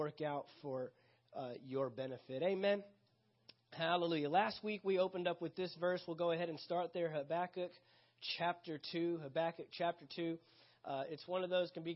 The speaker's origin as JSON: {"language": "English", "town": "San Antonio", "region": "Texas", "country": "United States", "tie": "born or raised there", "moved": "yes", "said": "I left Texas, where I'm originally from"}